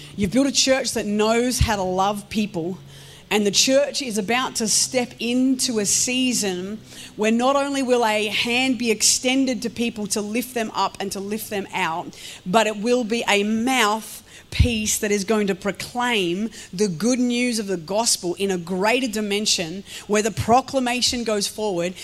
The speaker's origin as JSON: {"language": "English", "town": "Melbourne", "region": "Victoria", "country": "Australia", "said": "I'm a girl from Melbourne, Victoria. I have grown up in the country for a portion of my life"}